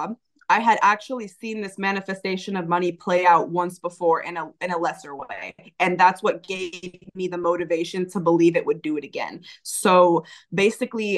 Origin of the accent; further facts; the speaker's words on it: California, United States; I was from California